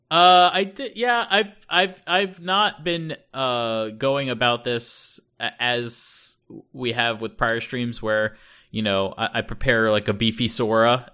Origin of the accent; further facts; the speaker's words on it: United States; first language English; moved away as an adult; now in Japan; growing up in North America